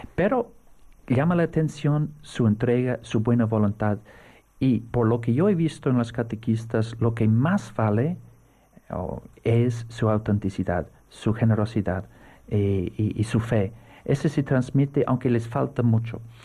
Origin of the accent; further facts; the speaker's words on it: Navan, County Meath, Ireland; Spanish is a second language; now in Seville, Spain; yo nací donde reinaba el archirrey. Es un pueblo pequeño que se llama Navan